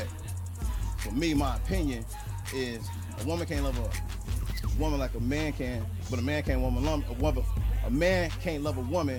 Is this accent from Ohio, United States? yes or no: yes; Cleveland, Ohio, United States; now in Tacoma, United States; I'm from Cleveland. Holding down for Tacoma, though, you know what I mean? That's my home.